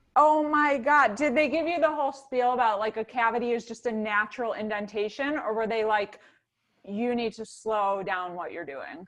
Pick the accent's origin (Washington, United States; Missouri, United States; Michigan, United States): Michigan, United States; Ann Arbor; In Ann Arbor, Michigan